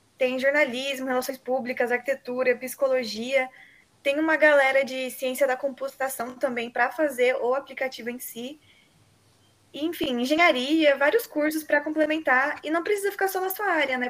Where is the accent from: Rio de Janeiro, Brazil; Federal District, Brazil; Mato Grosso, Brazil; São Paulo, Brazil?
São Paulo, Brazil; moved away as an adult; now in Bauru, Brazil; eu sou de São Paulo Geralmente eu apenas estudo em Bauru, na Unesp